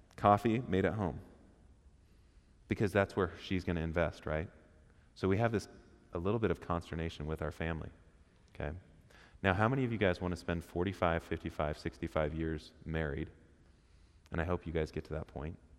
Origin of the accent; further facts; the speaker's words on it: Portland, Oregon, United States; we're from Portland